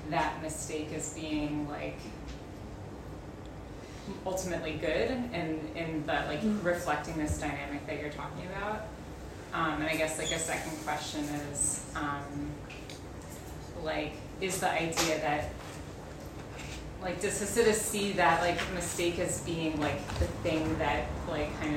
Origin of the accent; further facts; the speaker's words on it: United States; being an American